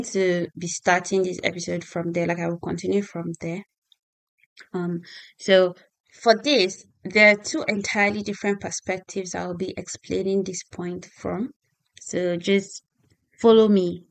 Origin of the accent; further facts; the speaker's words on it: Nigeria; moved away as an adult; now in United Kingdom; I'm a Nigerian lady who moved to the UK some time ago.